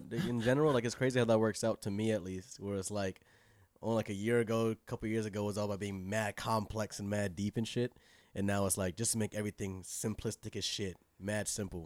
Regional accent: California, United States; moved away; also born or lived in Inglewood / Pasadena / San Fernando Valley; Inglewood, then, like, Pasadena, uh, the Valley, for a long time

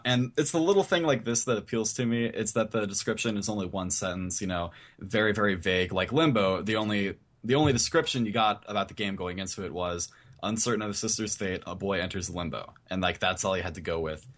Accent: Indiana, United States; Born and raised in Indiana.

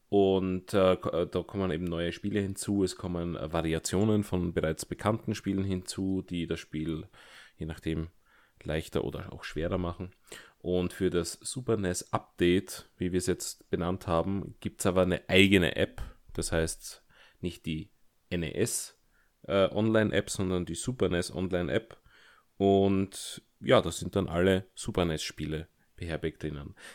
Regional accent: Germany; born there; Ich bin tatsächlich gebürtiger Deutscher.

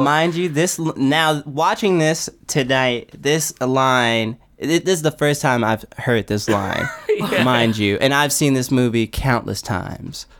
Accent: Los Angeles, California, United States; I'm from like I'm from South Central LA, like West

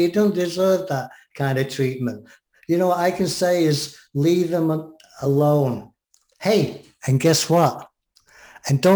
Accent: England, United Kingdom; as an Englishman

